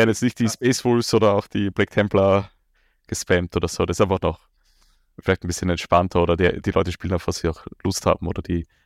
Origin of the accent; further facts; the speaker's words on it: Austria; ich freue mich und äh, hoffe, dass der Kevin die Turnierdichte bei uns in Österreich aufrechterhält.